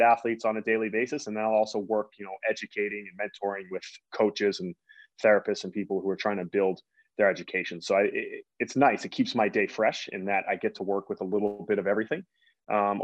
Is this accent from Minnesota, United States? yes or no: no; Boston, Massachusetts, United States; I grew up in the Boston area